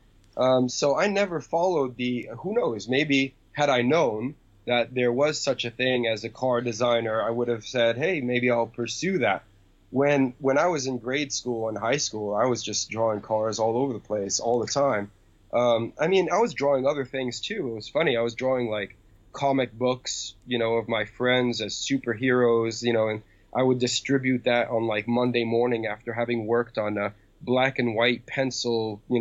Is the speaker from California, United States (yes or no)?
no; New York City, New York, United States; was born and raised in New York City.